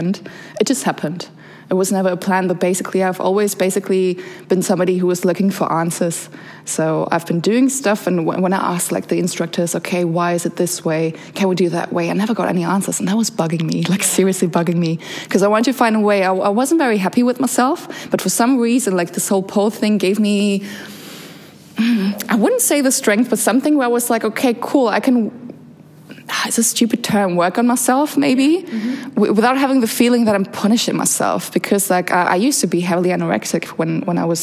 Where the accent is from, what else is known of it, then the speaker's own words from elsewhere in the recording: Germany; also born or lived in Bosnia and Herzegovina; now in Berlin, Germany; So I came to Germany when I was around 6 years old